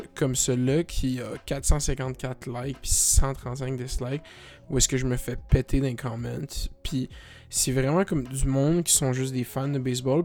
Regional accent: Canada; je suis Canadien.

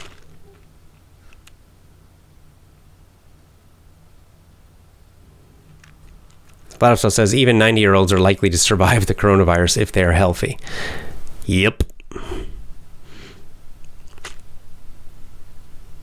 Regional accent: Georgia, United States; my home state of Georgia

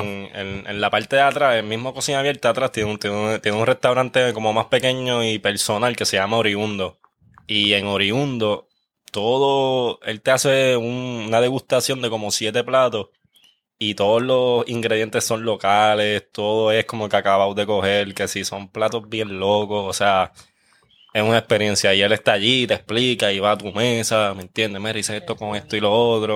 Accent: Guaynabo, Puerto Rico; yo soy de Guaynabo, pero yo soy del área de campo, like yo criaba conejos y todo

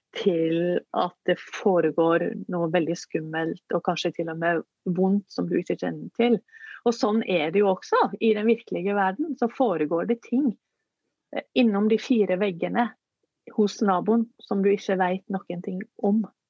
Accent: Norway

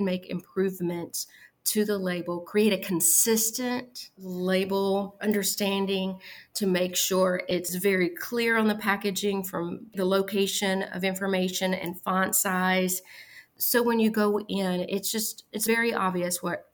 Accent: Arkansas, United States; my home state of Arkansas

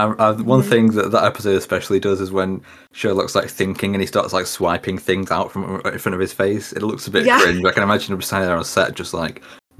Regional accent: United Kingdom; we are British

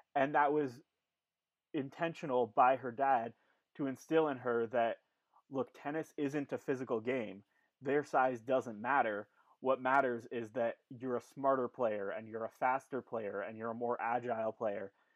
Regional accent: Canada; we're Canadian, we love our country

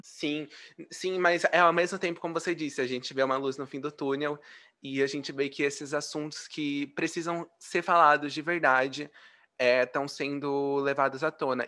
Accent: Brazil; eu nasci no mesmo país que você

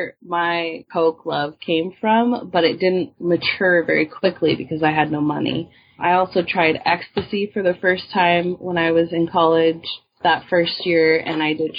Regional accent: Washington, United States; moved away; also born or lived in Oakland; I'm from Washington now

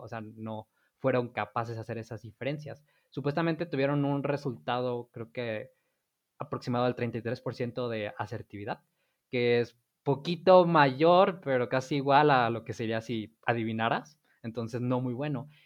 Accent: Mexico; para nosotros como mexicanos

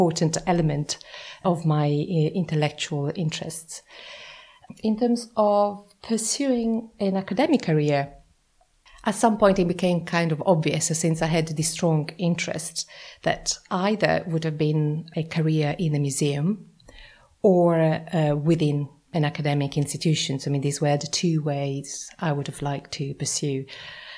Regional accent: Florence, Tuscany, Italy; I'm from Florence, and you know, this is a city that is imbued in history.

